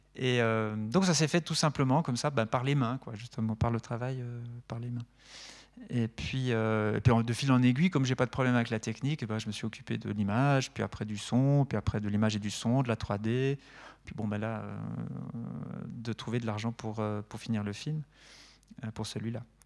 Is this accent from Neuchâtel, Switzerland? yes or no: yes; Neuchâtel, Switzerland; also born or lived in Lausanne / La Chaux-de-Fonds; je viens de Neuchâtel